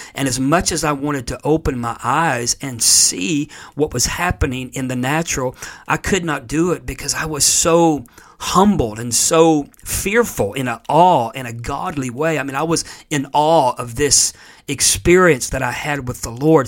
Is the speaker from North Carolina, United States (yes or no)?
no; Florida, United States; moved away; being a native of Florida